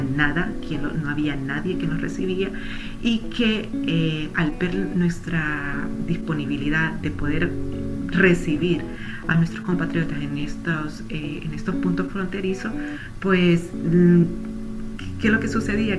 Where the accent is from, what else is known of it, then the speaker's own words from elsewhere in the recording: Honduras; hondureña que soy